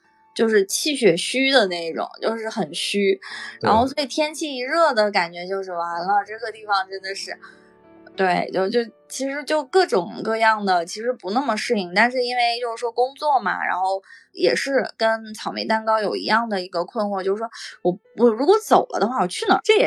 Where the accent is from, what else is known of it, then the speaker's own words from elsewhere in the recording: Northeast China, China; 我跟我们家那边的亲戚很多人也都没有什么，就东北其实很多人都走光了